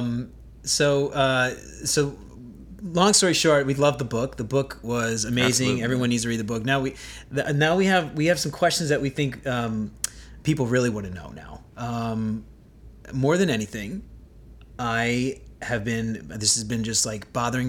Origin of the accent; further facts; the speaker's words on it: New Orleans, Louisiana, United States; I grew up in New Orleans